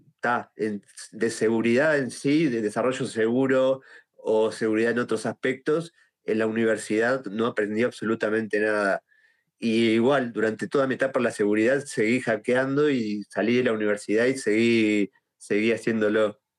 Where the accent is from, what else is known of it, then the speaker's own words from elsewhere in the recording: Uruguay; soy de Uruguay